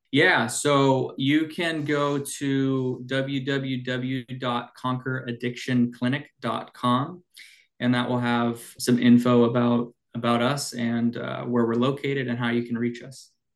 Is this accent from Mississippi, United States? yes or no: no; Snohomish County, Washington, United States; I grew up in Washington in Snohomish County. So, uh, and I'm doing the work back in my kind of my hometown.